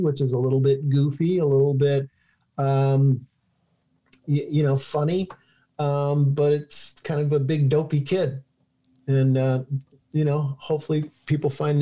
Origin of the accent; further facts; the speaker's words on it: St. Clair Shores, Michigan, United States; when I was a poor kid growing up in St. Clair Shores, Michigan